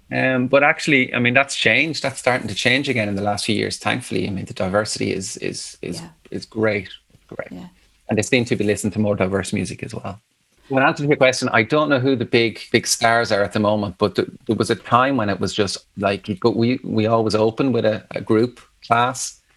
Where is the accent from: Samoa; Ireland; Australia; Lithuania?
Ireland; Athlone, Leinster; moved away as an adult; also born or lived in Galway / Dublin; I'm from Athlone, yeah. there was a Christian Brothers school